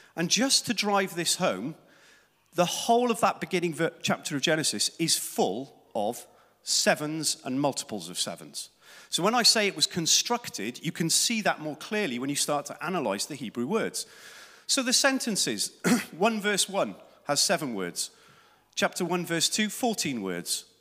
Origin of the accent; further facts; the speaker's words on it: South Wales, United Kingdom; Growing up in Wales in the sun, seventies